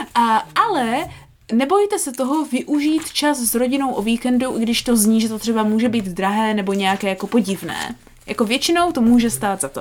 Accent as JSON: {"language": "Czech", "region": "Moravia", "country": "Czechia", "said": "jako správní Moraváci"}